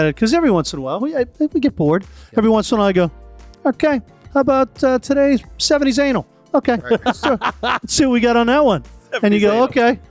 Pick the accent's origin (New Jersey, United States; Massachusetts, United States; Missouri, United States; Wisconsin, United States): Massachusetts, United States; Medford; I'm from Medford